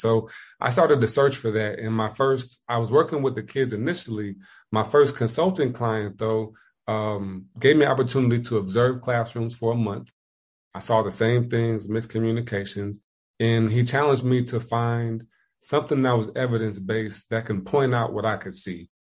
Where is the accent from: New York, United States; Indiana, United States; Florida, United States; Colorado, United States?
Indiana, United States; moved away as an adult; also born or lived in Ohio; now in South Carolina, United States